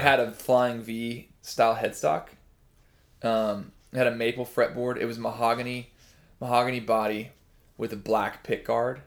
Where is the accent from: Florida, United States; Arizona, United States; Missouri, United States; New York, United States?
Missouri, United States; Liberty; Liberty, Missouri, which is where I'm really from